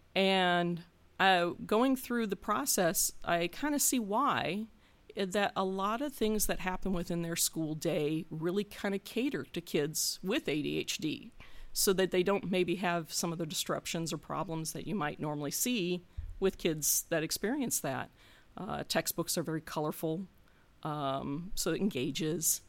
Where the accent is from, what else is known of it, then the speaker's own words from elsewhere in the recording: Gary, Indiana, United States; now in Hilliard, United States; I grew up in, uh, unincorporated Calumet Township, sandwiched between Gary and the town of Griffith